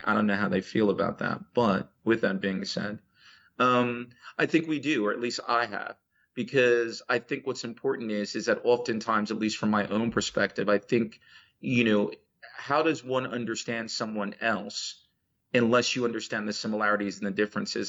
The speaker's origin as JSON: {"language": "English", "region": "New Jersey", "country": "United States", "tie": "born or raised there", "also_born_or_lived": "Louisiana / Chicago", "accent": "American", "first_language": "English", "moved": "as an adult", "lives_now": "Saudi Arabia", "said": "I am from America. I was born in Louisiana and basically spent most of my life in uh, New Jersey, East Coast, before uh, my family moved to Chicago."}